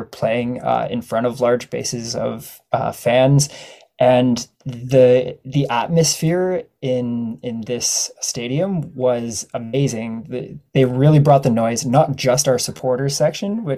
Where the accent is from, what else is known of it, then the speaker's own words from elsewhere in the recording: Ottawa, Ontario, Canada; now in Peterborough, Canada; So I grew up in Ottawa, Bayshore, Nepean area, Bell's Corners